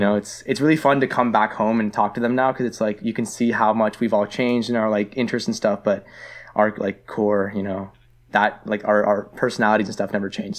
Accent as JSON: {"language": "English", "town": "Toronto", "region": "Ontario", "country": "Canada", "tie": "born or raised there", "also_born_or_lived": "Vaughan, Canada / Richmond Hill, Canada", "moved": "as an adult", "said": "I grew up in Scarborough"}